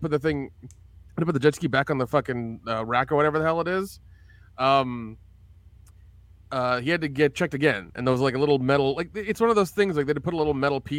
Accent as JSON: {"language": "English", "region": "the South", "country": "United States", "tie": "born or raised there", "moved": "yes", "said": "I grew up in the South"}